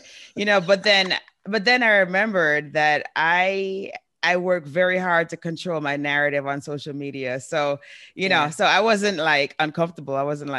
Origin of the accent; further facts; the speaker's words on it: New York City, New York, United States; now in Guam; I grew up in New York City, so that's awesome.